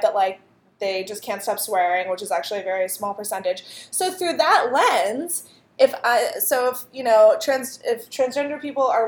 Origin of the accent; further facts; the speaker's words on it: Clarion, Pennsylvania, United States; Clarion, Pennsylvania, shout out to my hometown